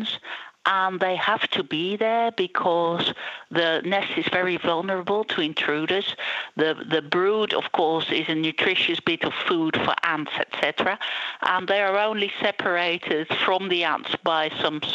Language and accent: English; Netherlands; moved away; also born or lived in Israel; I am from Holland originally, and I did my PhD on a carpenter bee species in Israel.